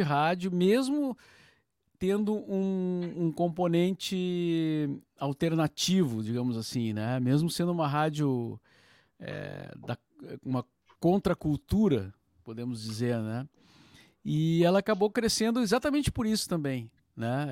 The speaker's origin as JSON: {"language": "Portuguese", "town": "Cachoeira do Sul", "region": "Rio Grande do Sul", "country": "Brazil", "tie": "born or raised there", "moved": "as an adult", "lives_now": "Porto Alegre, Brazil", "said": "eu nasci em Cachoeira do Sul, uh, cidade a 200 quilômetros da aqui de Porto Alegre, né? Na região central do estado"}